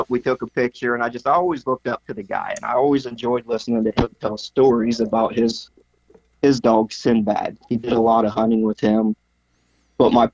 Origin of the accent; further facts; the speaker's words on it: Coshocton County, Ohio, United States; I grew up in Coshocton County, Ohio, for the most part.